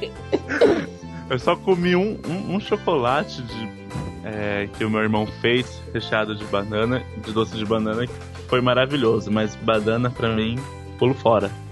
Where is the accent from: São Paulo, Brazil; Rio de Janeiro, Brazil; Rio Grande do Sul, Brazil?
São Paulo, Brazil; Sou de São Paulo